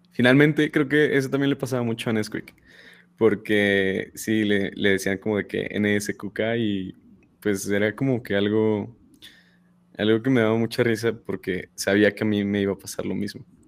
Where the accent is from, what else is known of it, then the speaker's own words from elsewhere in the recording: State of Mexico, Mexico; yo no soy regio. Yo no pertenezco, no, yo soy del Estado de México.